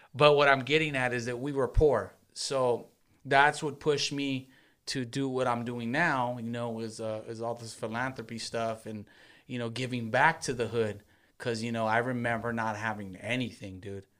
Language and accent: English; Long Beach, California, United States; born or raised there